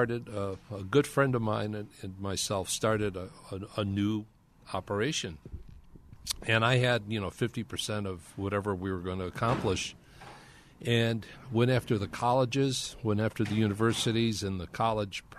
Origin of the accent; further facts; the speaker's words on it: Illinois, United States; Illinois, because it was my home state school.